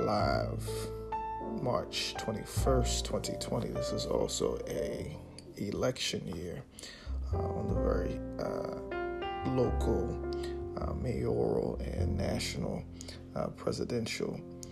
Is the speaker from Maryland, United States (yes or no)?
yes; Baltimore, Maryland, United States; also born or lived in Washington, D.C.; born and raised in Baltimore